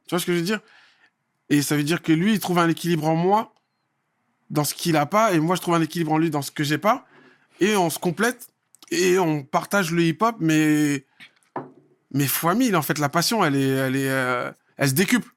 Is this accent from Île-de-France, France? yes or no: yes; Saint-Brice-sous-Forêt, Île-de-France, France; also born or lived in Paris; je suis né à Paris en 74 et direct après, on, est venu, on a débarqué à, à Saint-Brice à saint brice ce qui fait que j'ai fait euh, plus de 27 ans, en... 27 ans à saint brice Et euh, donc j'ai grandi